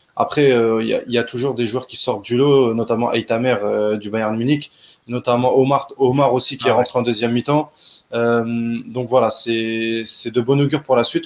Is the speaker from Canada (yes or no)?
no; Algeria